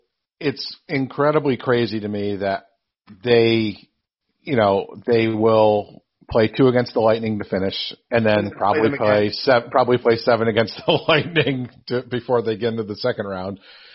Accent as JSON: {"language": "English", "area": "near Lake Placid", "region": "New York", "country": "United States", "tie": "born or raised there", "moved": "yes", "lives_now": "Florida, United States", "said": "growing up near Lake Placid"}